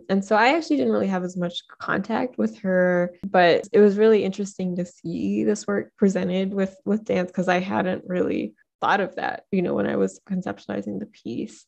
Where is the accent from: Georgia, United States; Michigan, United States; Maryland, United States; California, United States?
Michigan, United States; Detroit; I'm from Detroit